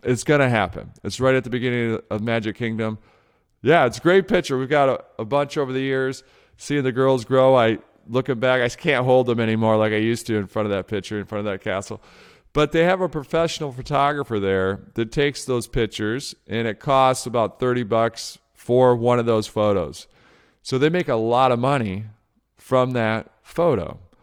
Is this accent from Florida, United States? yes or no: no; outside of Detroit, Michigan, United States; when I was a kid growing up outside of Detroit, Michigan